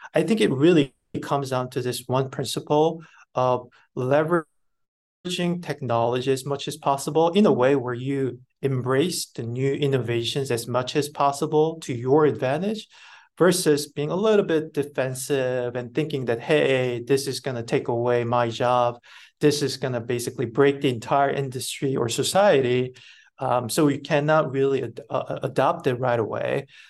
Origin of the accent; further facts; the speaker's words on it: South Korea; moved away as an adult; also born or lived in Busan; I was born and raised in Korea, actually a rural part of Korea